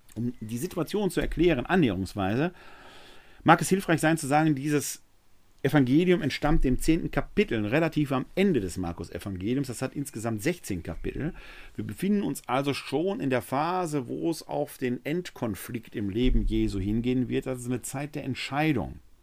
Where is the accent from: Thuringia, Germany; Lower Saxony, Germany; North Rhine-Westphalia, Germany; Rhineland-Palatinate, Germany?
North Rhine-Westphalia, Germany; Essen; Dass ich im Jahr 1966 als Kind eines Malers und einer Verwaltungsangestellten in Essen geboren wurde, habe ich mir nicht ausgesucht. Dass ich ein Kind des Ruhrgebiets bin und diese Mentalität in mir